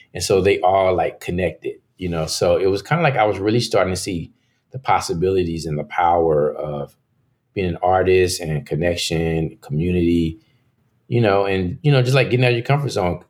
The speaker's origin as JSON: {"language": "English", "town": "Dallas", "region": "Texas", "country": "United States", "tie": "born or raised there", "moved": "as an adult", "lives_now": "New York City, United States", "said": "growing up in Dallas"}